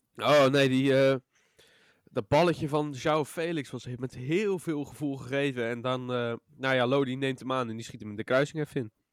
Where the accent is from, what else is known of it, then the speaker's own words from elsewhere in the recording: Rotterdam, South Holland, Netherlands; wij als Rotterdammers